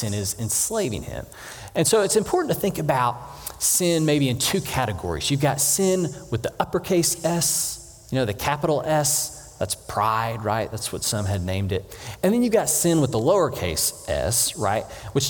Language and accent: English; Texas, United States; But we came from Texas where the biggest trees, you could pretty much jump over them, right?